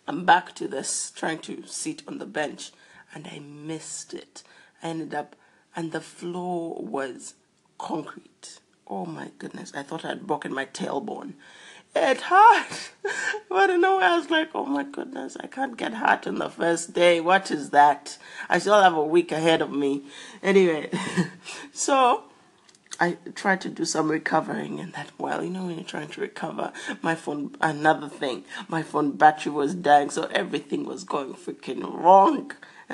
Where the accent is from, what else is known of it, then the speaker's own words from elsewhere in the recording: South Africa; I'm from South Africa